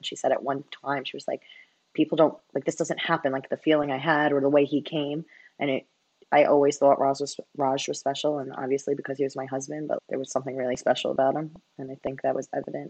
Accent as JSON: {"language": "English", "town": "Staten Island", "region": "New York", "country": "United States", "lives_now": "Hoboken, United States", "said": "I am originally from Staten Island, New York, and I currently live in Hoboken, New Jersey."}